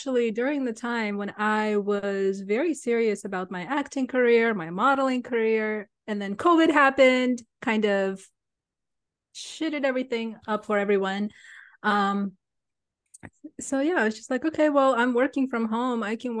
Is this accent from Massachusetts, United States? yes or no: no; California, United States; moved away as an adult; also born or lived in San Francisco; now in South Carolina, United States; I grew up in California.